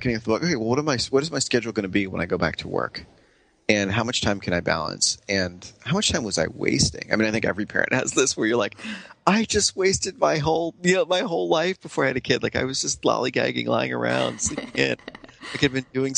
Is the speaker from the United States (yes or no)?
yes; New York, United States; also born or lived in San Francisco; I'm a New Yorker